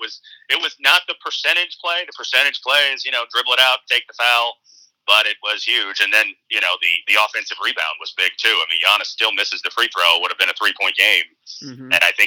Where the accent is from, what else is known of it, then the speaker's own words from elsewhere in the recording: Phoenix, Arizona, United States; So, yes, congrats to the city of Milwaukee, and no sympathy for my hometown.